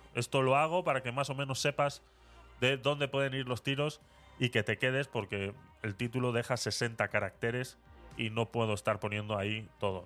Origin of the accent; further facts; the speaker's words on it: Vitoria-Gasteiz, Basque Country, Spain; en Vitoria, en mi ciudad natal